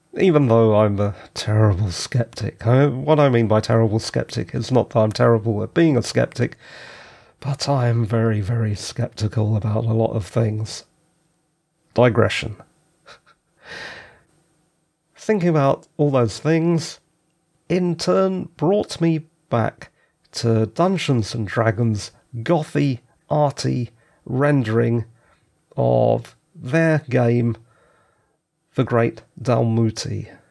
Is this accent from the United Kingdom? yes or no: yes; London, United Kingdom; also born or lived in the West of England / the North of England; I was born in South London